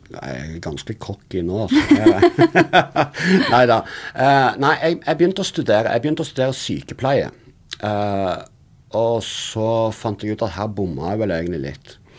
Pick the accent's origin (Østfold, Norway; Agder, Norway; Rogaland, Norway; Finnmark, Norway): Rogaland, Norway; Sandnes; accent: Western Norwegian dialect; jeg er jo fra Sandnes, som du hører på dialekten min. Så er litt, det ligger en litt sånn rar vestlandsdialekt baki